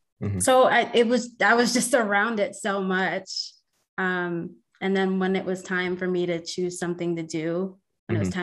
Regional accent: Idaho, United States; I've lived in a lot of different states. I grew up in Idaho.

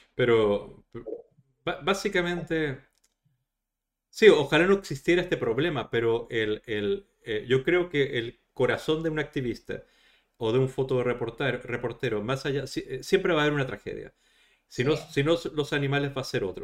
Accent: Chile; en mi país, en Chile, está abolida la tauromaquia

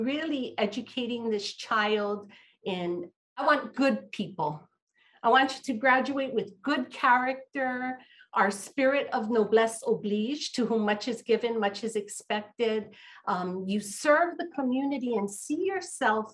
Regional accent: Honolulu, Hawaii, United States; A local girl born and raised in Honolulu, Hawaii

